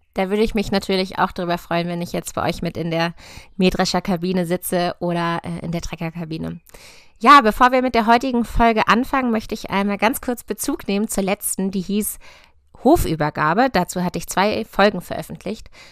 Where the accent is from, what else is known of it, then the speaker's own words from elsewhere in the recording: near Hannover, Lower Saxony, Germany; also born or lived in Göttingen; Ich komme aus der Nähe von Hannover, von einem konventionellen Ackerbaubetrieb